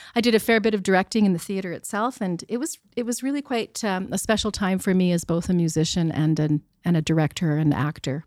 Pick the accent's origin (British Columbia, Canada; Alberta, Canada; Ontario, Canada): Alberta, Canada; Sherwood Park; I grew up in Sherwood Park